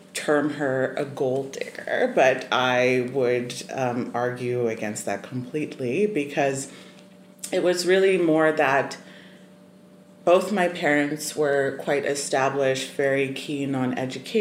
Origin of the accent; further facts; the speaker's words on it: Zimbabwe; I was born and raised in Zimbabwe